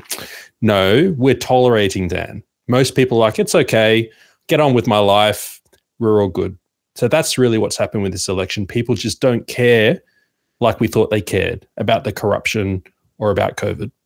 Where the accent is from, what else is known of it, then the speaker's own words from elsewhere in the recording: Sydney, New South Wales, Australia; I'm from Sydney